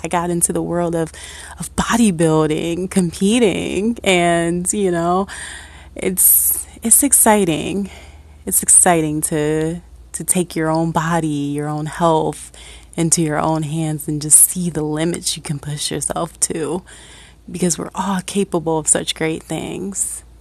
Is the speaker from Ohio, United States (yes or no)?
yes; Akron, Ohio, United States; born and raised in Ohio, uh, actually from Akron